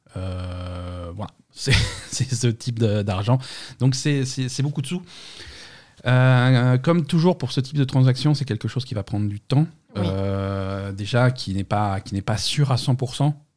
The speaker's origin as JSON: {"language": "French", "town": "Marseille", "region": "Provence-Alpes-Côte d'Azur", "country": "France", "said": "on est Marseillais"}